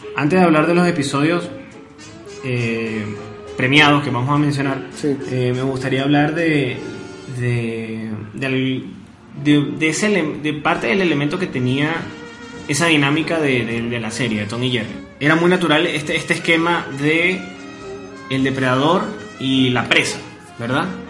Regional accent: Venezuela; crecimos nosotros, básicamente, bueno, en Venezuela

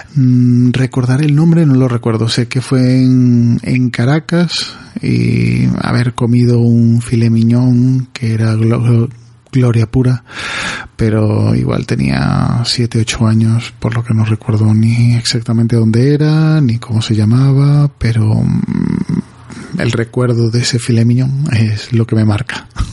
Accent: Galicia, Spain; Estoy en Galicia y soy un gallego más

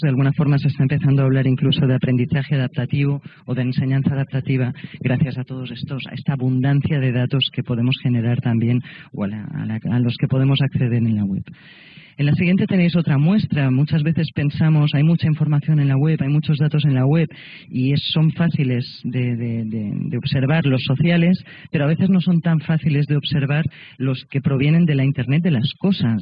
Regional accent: Catalonia, Spain; como catalana

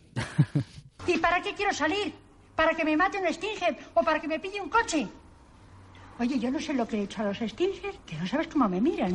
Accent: Alicante, Valencian Community, Spain; los que somos de Alicante

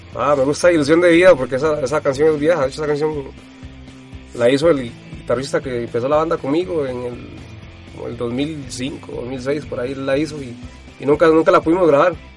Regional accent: Costa Rica

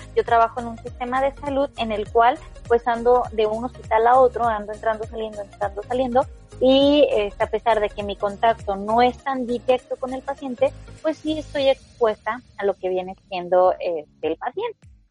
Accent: Mexico; lo digo eh, como mexicana

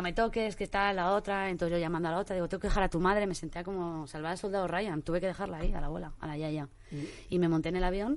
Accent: Spain; soy española

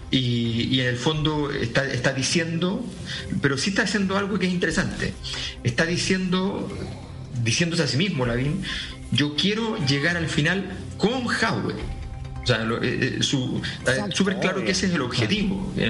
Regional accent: Santiago, Santiago Metropolitan Region, Chile; now in Europe; la, cisterna, el bosque, qué sé yo, que son, que son territorio conocido, territorio de toda infancia, adolescencia.

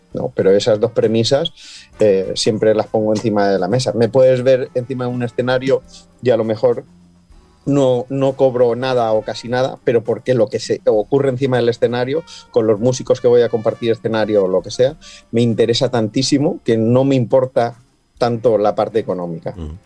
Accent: Valencian Community, Spain; moved away as an adult; now in Gran Canaria, Spain; soy de un pueblo muy pequeño en la provincia de Alicante, en el interior de Alicante, nací y me crié allí

